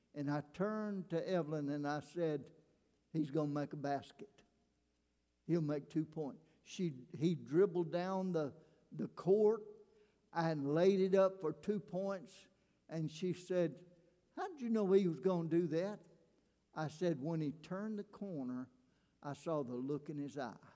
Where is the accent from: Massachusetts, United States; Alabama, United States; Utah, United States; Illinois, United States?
Alabama, United States; moved away as an adult; now in Louisiana, United States; I'm a redneck from Alabama